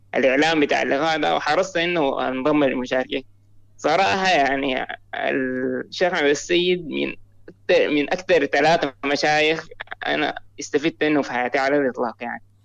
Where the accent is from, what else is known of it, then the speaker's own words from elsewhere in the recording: Sudan; انا من السودان